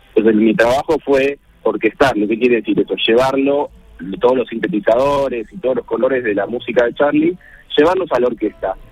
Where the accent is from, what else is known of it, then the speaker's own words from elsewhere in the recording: Buenos Aires, Argentina; soy porteño